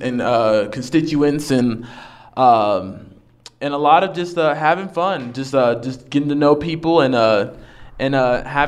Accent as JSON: {"language": "English", "town": "Carrollton", "region": "Texas", "country": "United States", "also_born_or_lived": "Dallas", "moved": "as an adult", "lives_now": "Lubbock, United States", "said": "I came from Dallas. Okay. I'm from Carrollton, Texas"}